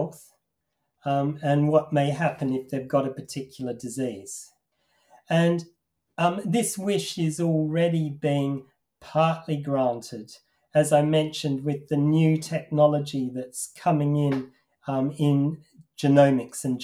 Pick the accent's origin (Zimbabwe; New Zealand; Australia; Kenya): Australia; now in Manchester, United Kingdom; I used to watch a children's television program when I was growing up in Australia